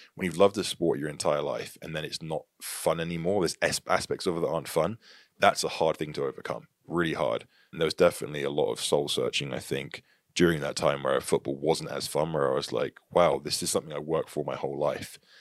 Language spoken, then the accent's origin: English; Tavistock, South West England, United Kingdom; moved away as an adult; also born or lived in Plymouth; now in United States; I was born in a, a, a city called Plymouth in the U K. And I grew up mainly in Tavistock, the town of Tavistock, which is about twenty minutes north of Plymouth